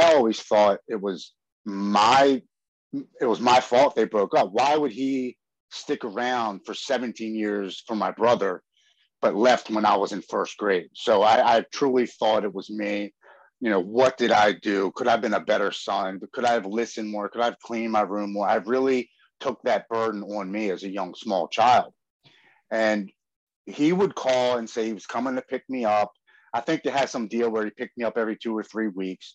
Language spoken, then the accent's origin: English; Baltimore, Maryland, United States; I'm born and raised in Baltimore, Maryland, here on the East Coast